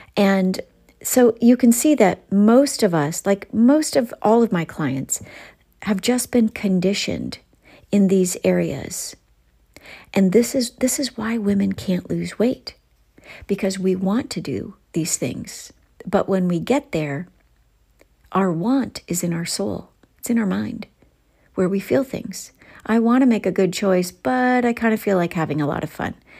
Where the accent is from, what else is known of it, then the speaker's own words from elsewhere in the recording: Ohio, United States; accent: Ohio; my Ohio accent's coming out